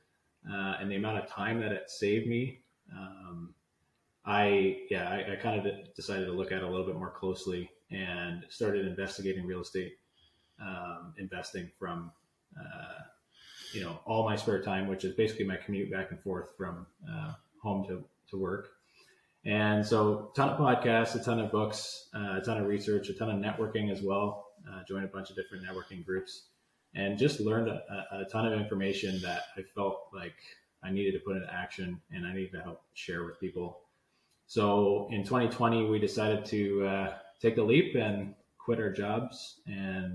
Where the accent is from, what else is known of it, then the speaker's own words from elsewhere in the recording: Hamilton, Ontario, Canada; also born or lived in Vineland; I grew up in Hamilton many years ago